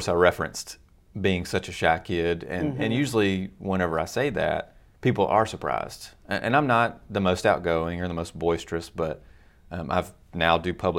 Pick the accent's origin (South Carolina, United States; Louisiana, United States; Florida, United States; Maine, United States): Louisiana, United States; Monroe; But yeah, I'm a Northeast Louisiana boy, born and raised in Monroe and West Monroe, and a little stint in Ruston for college, and now I'm back, still doing ministry here.